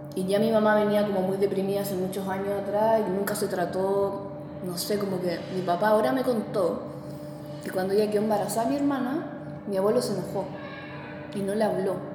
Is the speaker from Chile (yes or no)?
yes; Santiago, Santiago Metropolitan Region, Chile; nací en Santiago, en Ñuñoa.